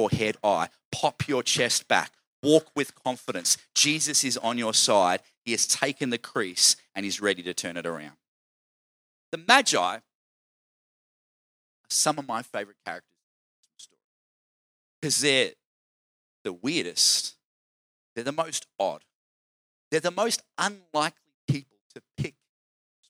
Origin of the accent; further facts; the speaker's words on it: Queensland, Australia; I'm from Queensland